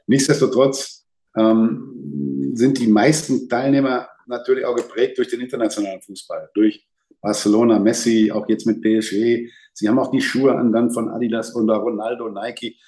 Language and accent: German; Lippstadt, North Rhine-Westphalia, Germany; moved away as an adult; now in Dortmund, Germany; Ich bin auf der Straße groß geworden, da war eine englische Kaserne mit Schotten, da waren Italiener als erste Gastarbeiter